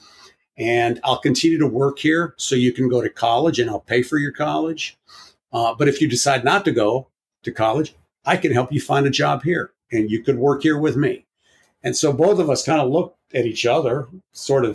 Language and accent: English; United States; we were born in the United States, we're American citizens